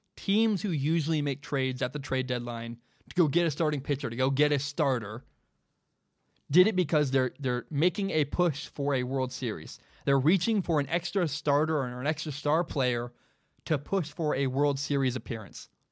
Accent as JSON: {"language": "English", "town": "Portland", "region": "Oregon", "country": "United States", "tie": "born or raised there", "said": "I'm, I'm a Portland guy, I grew up in Portland my whole life."}